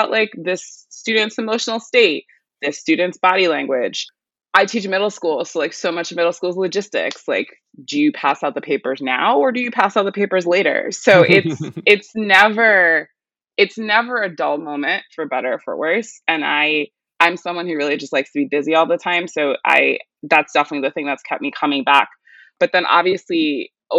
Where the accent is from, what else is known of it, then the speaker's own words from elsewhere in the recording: New York City, New York, United States; I was born and raised in New York City